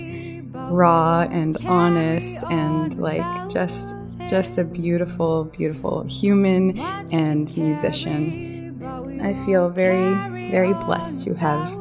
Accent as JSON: {"language": "English", "country": "Canada", "said": "I am from Biktagon First Nation"}